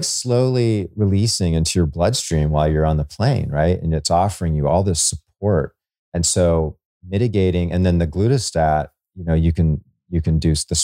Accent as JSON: {"language": "English", "region": "Hawaii", "country": "United States", "tie": "born or raised there", "moved": "yes", "lives_now": "Florida, United States", "said": "I grew up in Hawaii"}